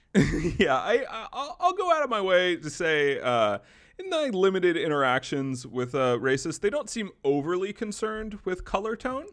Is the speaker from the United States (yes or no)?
yes; the South, United States; kid growing up in the South